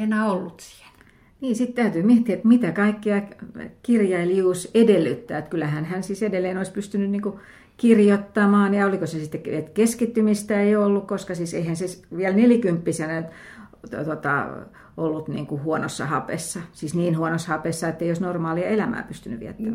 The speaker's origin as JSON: {"language": "Finnish", "town": "Lahti", "region": "Päijänne Tavastia", "country": "Finland", "said": "mä olen Lahdesta kotoisin"}